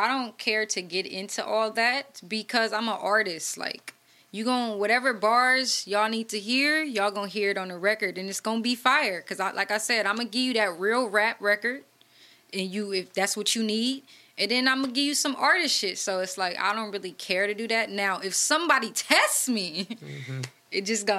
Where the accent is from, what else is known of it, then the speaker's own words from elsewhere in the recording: Oakland, California, United States; Because it's like, I'm from 35th, I'm from Oakland, so...